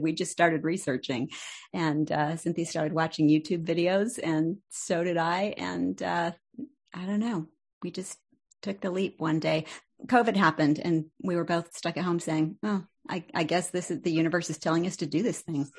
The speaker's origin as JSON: {"language": "English", "town": "Salt Lake City", "region": "Utah", "country": "United States", "tie": "born or raised there", "moved": "as an adult", "said": "left Salt Lake"}